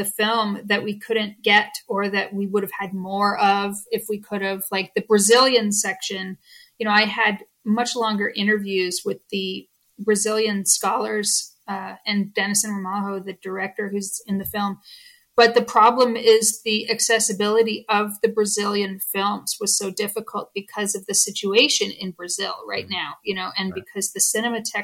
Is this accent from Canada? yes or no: yes; Canada; I'm Canadian